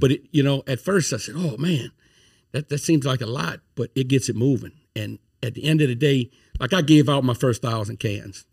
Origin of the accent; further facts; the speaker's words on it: Thibodaux, Louisiana, United States; moved away as an adult; now in Baton Rouge, United States; I'm from Thibodeau, Louisiana. Been in Baton Rouge since, uh, two thousand eight